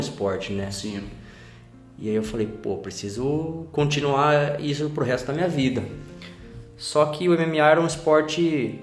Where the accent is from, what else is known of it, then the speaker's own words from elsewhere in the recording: Araras, São Paulo, Brazil; moved away as an adult; also born or lived in Italy; now in London, United Kingdom; Sou do interior de São Paulo, a cidade de Araras.